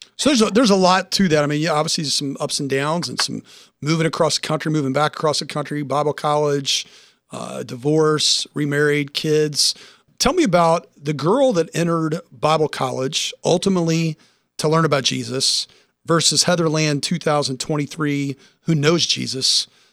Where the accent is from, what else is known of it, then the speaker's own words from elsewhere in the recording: Nashville, Tennessee, United States; moved away; I'm originally from Nashville